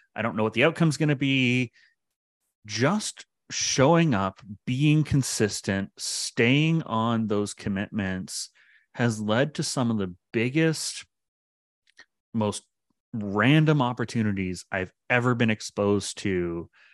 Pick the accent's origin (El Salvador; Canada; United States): Canada; Pickering, Ontario; moved away as an adult; now in Ottawa, Canada; I grew up in Pickering, uh, just outside of Toronto